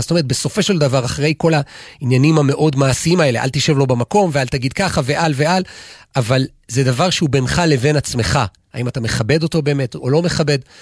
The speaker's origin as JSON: {"language": "Hebrew", "country": "Israel", "tie": "born or raised there", "said": "אני גדלתי במושב"}